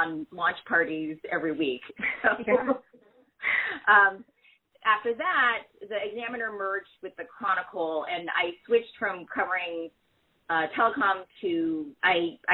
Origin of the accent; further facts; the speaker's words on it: United States; I'm the American-born daughter of Chinese immigrants